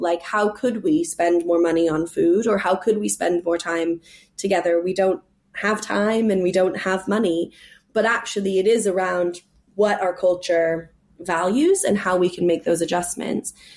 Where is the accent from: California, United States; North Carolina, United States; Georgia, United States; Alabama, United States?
California, United States; moved away as an adult; also born or lived in New York City; now in England, United Kingdom; I'm from California